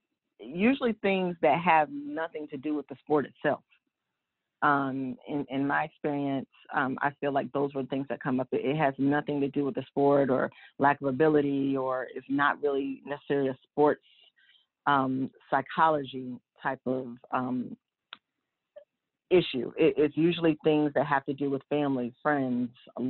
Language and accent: English; Charlotte, North Carolina, United States; I am originally from Charlotte, born and raised.